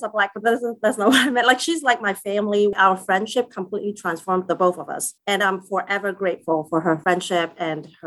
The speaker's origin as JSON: {"language": "English", "country": "Macau", "tie": "born or raised there", "moved": "yes", "lives_now": "Philadelphia, United States", "said": "I grew up in Macau"}